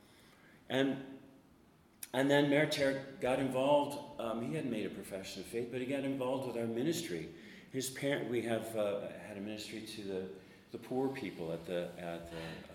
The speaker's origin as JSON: {"language": "English", "country": "United States", "said": "Now I'm an American"}